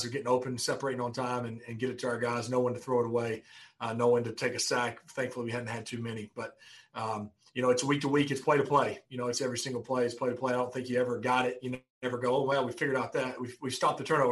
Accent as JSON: {"language": "English", "region": "North Alabama", "country": "United States", "tie": "born or raised there", "said": "growing up in North Alabama"}